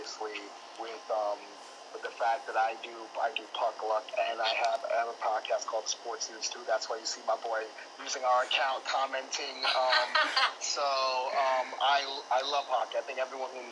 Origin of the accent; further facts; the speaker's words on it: New York area, United States; I'm from the New York area